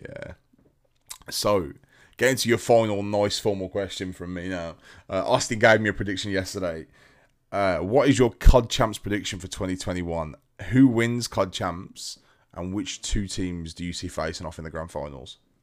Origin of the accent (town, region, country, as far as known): United Kingdom